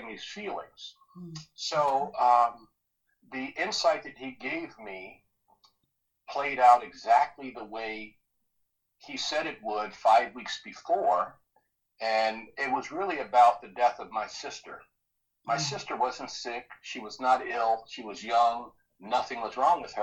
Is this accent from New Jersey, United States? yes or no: yes; New Jersey, United States; I grew up in New Jersey, was really poor